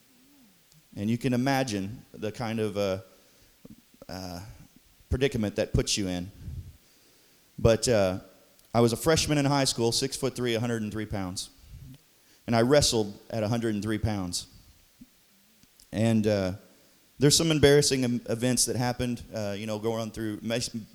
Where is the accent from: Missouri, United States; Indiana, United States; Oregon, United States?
Missouri, United States; Dudley; I was born in Dudley, Missouri. Yep. Holding it down for Dudley